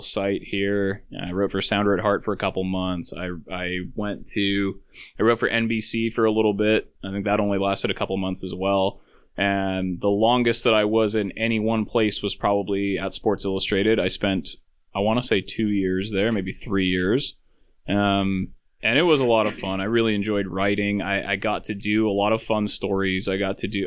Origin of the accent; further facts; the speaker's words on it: Alaska, United States; I'm from Alaska